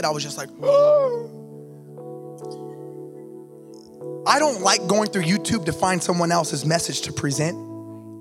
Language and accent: English; Los Angeles, California, United States; I grew up in East